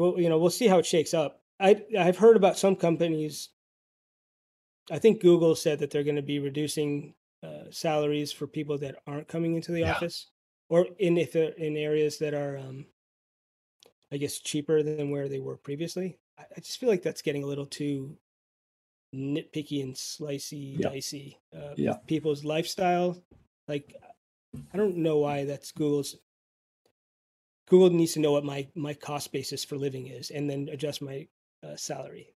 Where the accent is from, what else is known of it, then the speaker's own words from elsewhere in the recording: Greenwich, Connecticut, United States; I'm from Greenwich, Connecticut.